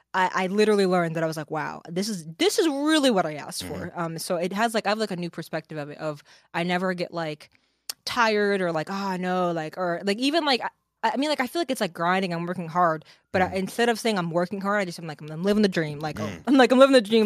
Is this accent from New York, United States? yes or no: yes; Kingston, New York, United States; moved away as an adult; now in New Jersey, United States; I grew up in Kingston, New York.